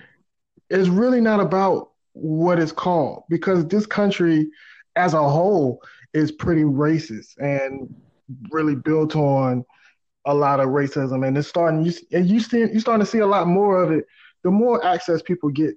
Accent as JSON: {"language": "English", "country": "United States", "tie": "born or raised there", "said": "I'm an American. You know what I'm saying? Like I was born here, I was raised here"}